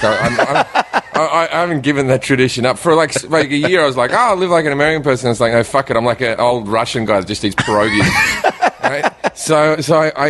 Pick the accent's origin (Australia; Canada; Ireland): Australia; moved away as an adult; also born or lived in England; now in United States; the bit that I couldn't understand as an Australian